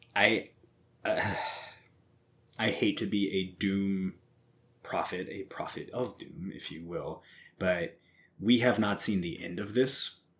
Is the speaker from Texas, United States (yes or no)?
no; Missouri, United States; I have never actually been ashamed to say I'm from Missouri